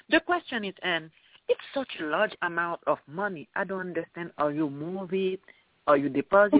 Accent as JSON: {"language": "English", "country": "Haiti", "moved": "yes", "said": "I'm from Haiti."}